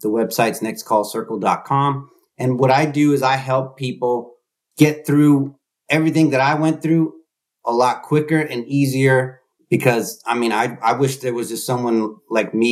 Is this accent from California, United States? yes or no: yes; Bay Area, California, United States; I'm here in the Bay Area. I grew up here in the Bay Area